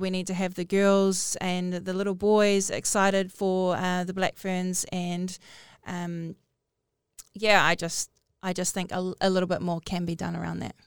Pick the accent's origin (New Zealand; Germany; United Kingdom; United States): New Zealand; Northland; I'm from Northland